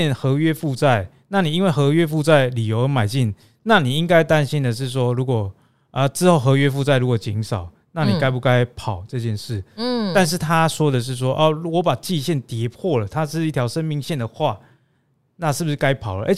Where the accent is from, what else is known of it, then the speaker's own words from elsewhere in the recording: Taiwan; accent: Taiwanese Mandarin; 我们台湾国语。